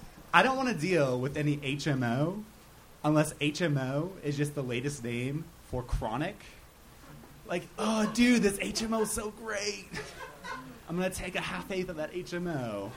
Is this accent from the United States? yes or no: yes; Minnesota, United States; now in San Diego, United States